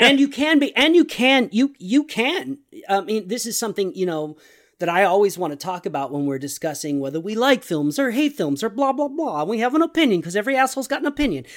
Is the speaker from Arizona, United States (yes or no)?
no; Texas, United States; I am a Texan